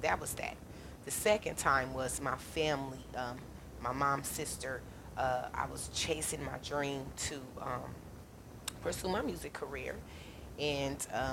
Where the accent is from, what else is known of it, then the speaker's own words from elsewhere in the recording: Omaha, Nebraska, United States; I live in Omaha, Nebraska, born and raised in Omaha, Nebraska